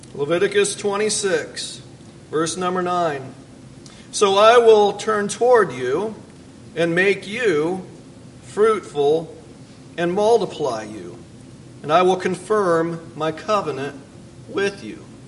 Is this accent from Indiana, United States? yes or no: yes; Fort Wayne, Indiana, United States; I'm from Fort Wayne, Indiana